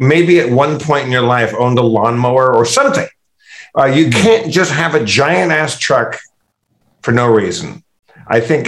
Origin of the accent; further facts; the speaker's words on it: Tustin, California, United States; I grew up in Tustin, very close to Anaheim, California